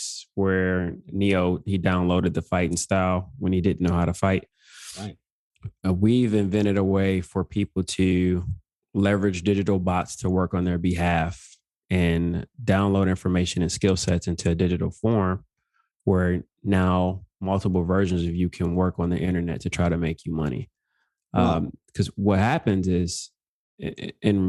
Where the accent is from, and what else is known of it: Detroit, Michigan, United States; born or raised there; moved away as an adult; also born or lived in Georgia